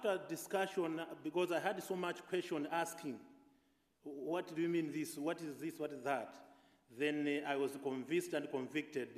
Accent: Malawi; I'm coming from Malawi, Africa

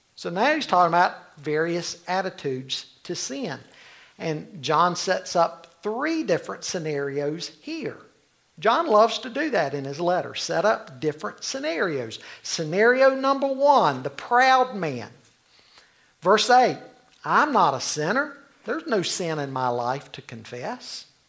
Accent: Charlotte, North Carolina, United States; I grew up in the Cotswold area in Charlotte

